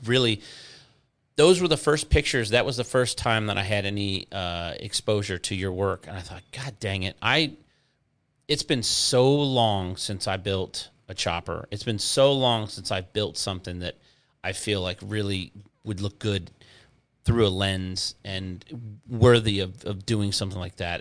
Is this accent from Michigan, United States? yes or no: yes; Inkster, Michigan, United States; moved away as an adult; also born or lived in Garden City, Michigan / Canton, Michigan; now in Florida, United States; I grew up in Inkster and Garden City